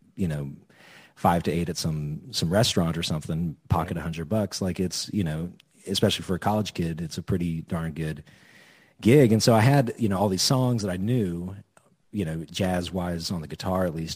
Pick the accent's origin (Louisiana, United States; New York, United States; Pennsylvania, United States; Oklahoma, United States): Oklahoma, United States; Edmond; also born or lived in Norman, Oklahoma; I went to high school in Edmond